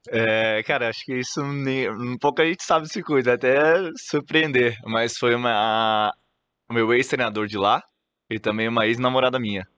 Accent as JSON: {"language": "Portuguese", "town": "Santos", "region": "São Paulo", "country": "Brazil", "tie": "born or raised there", "also_born_or_lived": "Ribeirão Preto", "said": "sou natural de Santos"}